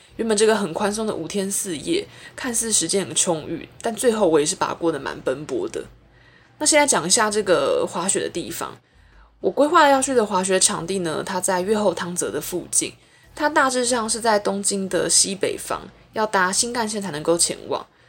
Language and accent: Chinese; Taiwan; 作为一个台湾人